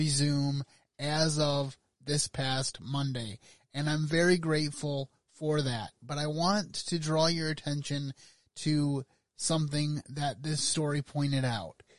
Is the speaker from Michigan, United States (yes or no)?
yes; Michigan, United States; here in my home state of Michigan